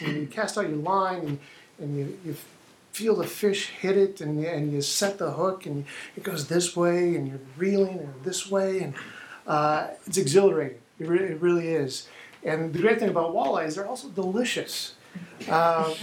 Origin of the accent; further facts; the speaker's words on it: Minnesota, United States; I grew up in Minnesota, the land of 10,000 lakes